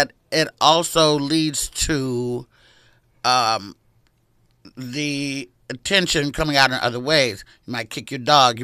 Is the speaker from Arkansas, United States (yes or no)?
yes; Arkansas, United States; I was born in Arkansas.